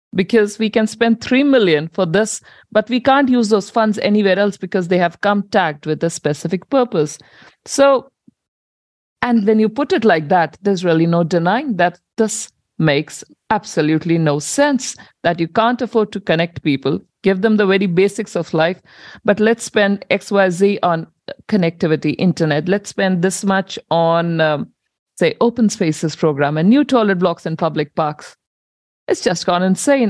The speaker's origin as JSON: {"language": "English", "country": "India", "moved": "as an adult", "lives_now": "New Zealand", "said": "I migrated with my husband to New Zealand in 2009. And I come from India"}